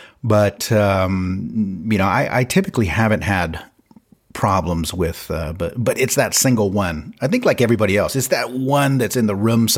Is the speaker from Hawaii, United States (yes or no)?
no; Bay Area, California, United States; moved away as an adult; now in Sweden; I'm not a city boy, but you know, growing up in the Bay Area